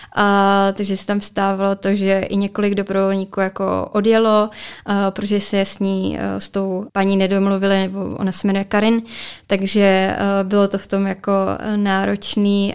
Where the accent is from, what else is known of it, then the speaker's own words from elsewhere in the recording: Česká Skalice, Hradec Králové Region, Czechia; já jsem totiž z Český skalice